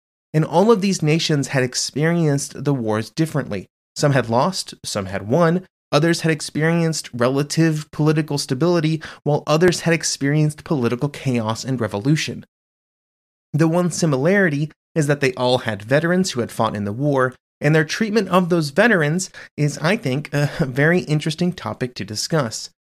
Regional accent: United States; As an American who was born in 1988, the treatment and benefits provided to military veterans has been just a fact of American society for my entire life.

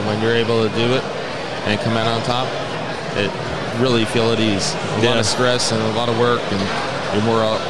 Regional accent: Miami, Florida, United States; I grew up in the Miami area.

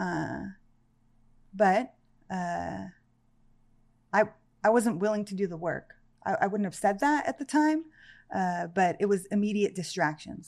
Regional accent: Santa Clarita, California, United States; also born or lived in Panama City; I grew up in a town called Canyon Country, California

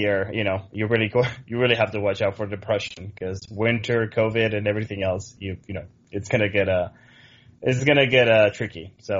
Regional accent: Villarreal, Valencian Community, Spain; moved away as an adult; also born or lived in Oklahoma City, United States; now in Chicago, United States; I was born in Villarreal. I was there for about 20 years until I moved to the States.

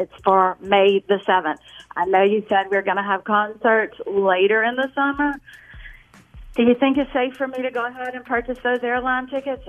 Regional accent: Mississippi, United States; So I'm from Mississippi.

